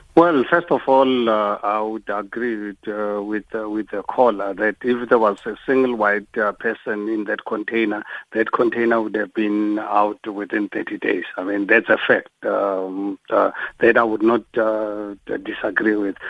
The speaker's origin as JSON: {"language": "English", "country": "South Africa", "said": "as a South African"}